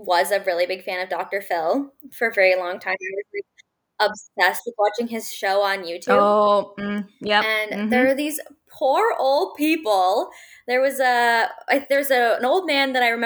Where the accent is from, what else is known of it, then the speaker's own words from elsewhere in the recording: London, Ontario, Canada; I'm from London, Ontario